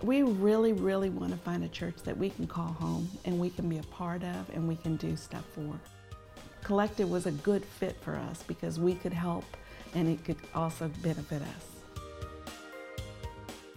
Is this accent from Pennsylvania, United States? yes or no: no; El Paso, Texas, United States; moved away; also born or lived in Dallas, Texas; then we moved to El Paso, Texas